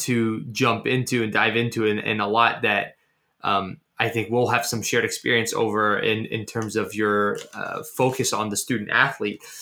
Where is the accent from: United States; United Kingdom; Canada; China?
Canada; I was born in Canada